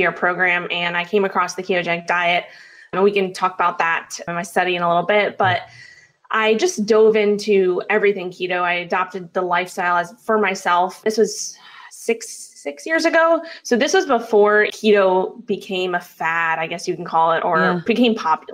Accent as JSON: {"language": "English", "town": "New York City", "region": "New York", "country": "United States", "tie": "born or raised there", "said": "I grew up in Manhattan, New York. That's where I'm originally from"}